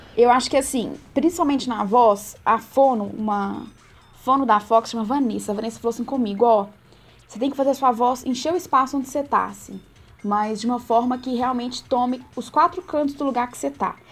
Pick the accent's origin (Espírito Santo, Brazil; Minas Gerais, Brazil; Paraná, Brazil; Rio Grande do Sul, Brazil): Minas Gerais, Brazil; Itamarandiba; moved away as an adult; now in Belo Horizonte, Brazil; de Tamarandiba